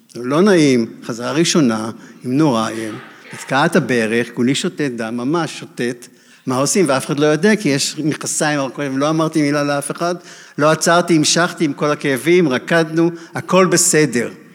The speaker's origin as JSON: {"language": "Hebrew", "country": "Israel", "said": "אני מהקיבוץ עם נורייב"}